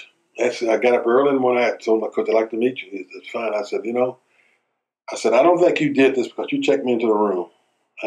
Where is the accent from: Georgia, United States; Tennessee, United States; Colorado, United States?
Tennessee, United States; moved away; also born or lived in Indianapolis, Indiana; here I am from Tennessee